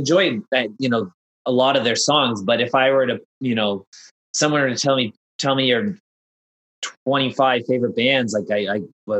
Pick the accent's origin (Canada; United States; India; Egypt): Canada; Toronto, Ontario; I come from Toronto where I grew up on